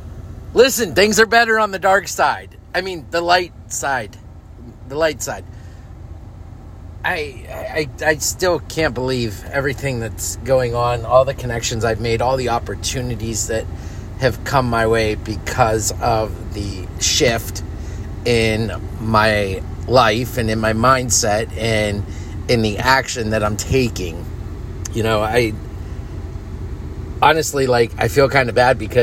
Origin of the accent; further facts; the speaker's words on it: Northeast, United States; moved away; I grew up in Northeast region